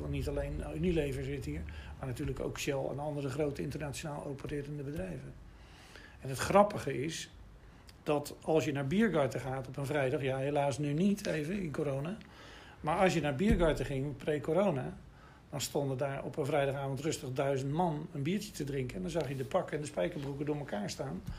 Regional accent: Rotterdam, South Holland, Netherlands; also born or lived in Delft; geboren in Rotterdam in 1951. Dus dat is wel even terug. Maar ik ben dus een wederopbouwjongen. Dus ik heb hier eh, mijn jeugd doorgebracht

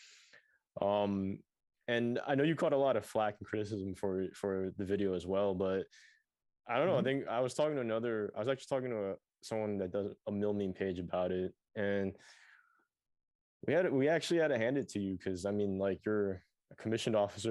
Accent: New York City, New York, United States; I'm from Queens and I drive down Francis Lewis Boulevard every now and then

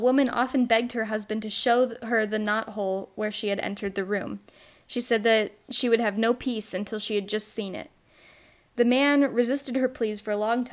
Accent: United States; accent: American; my American accent

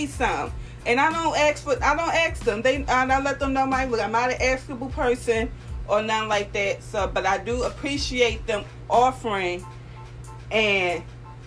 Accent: Philadelphia, Pennsylvania, United States; I'm from North Philadelphia, born and raised

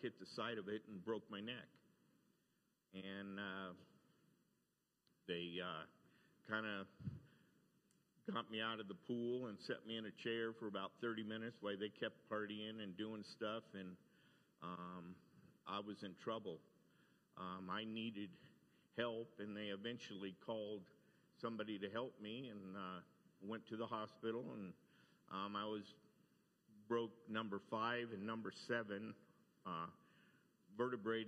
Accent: Fresno, California, United States; I was born in Fresno, California.

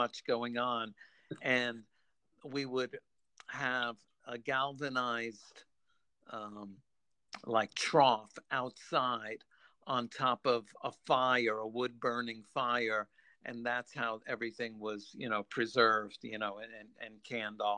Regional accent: New York City, New York, United States; I grew up in New York City

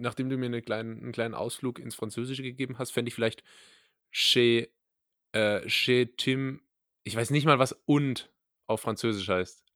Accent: Rhineland-Palatinate, Germany; accent: Pfälzisch; moved away; Ich beherrsche nämlich Pfälzisch äh, von Geburt

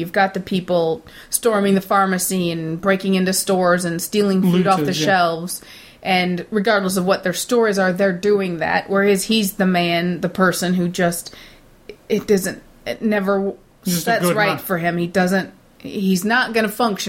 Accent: Midwest, United States; I'm from the Midwest of America

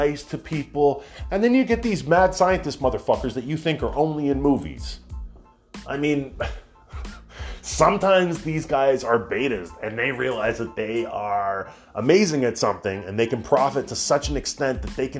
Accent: Canada; As a Canadian

